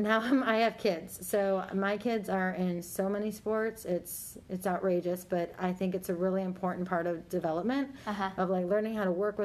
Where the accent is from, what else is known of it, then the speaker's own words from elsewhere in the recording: Buffalo, New York, United States; moved away; I'm from Buffalo, New York.